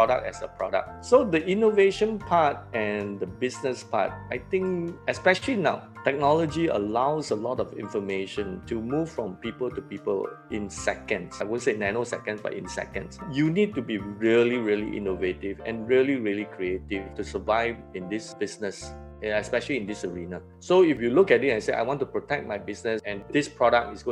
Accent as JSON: {"language": "English", "country": "Singapore", "tie": "born or raised there", "said": "I sort of grew how Singapore grew. Independence was 1965, so I'm born in the year 1966. So in a way, my life history as a Singaporean being 54 years old"}